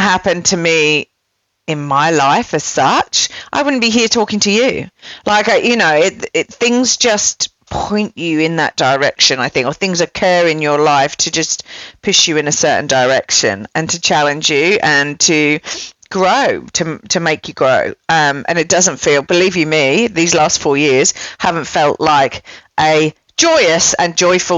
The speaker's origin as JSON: {"language": "English", "region": "England", "country": "United Kingdom", "moved": "yes", "lives_now": "Melbourne, Australia", "said": "I'm English"}